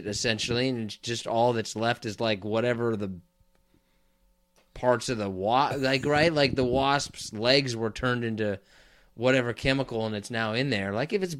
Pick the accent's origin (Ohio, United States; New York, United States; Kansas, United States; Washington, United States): Kansas, United States; I'm also from Kansas